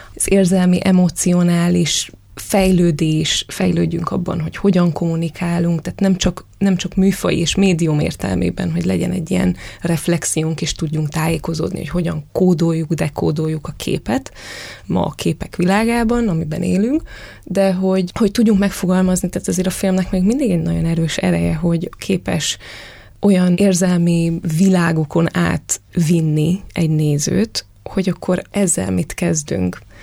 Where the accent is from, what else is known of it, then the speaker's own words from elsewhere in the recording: Târgu Mureș, Mureș County, Romania; a szülővárosomat kell felhoznom, Marosvásárhelyt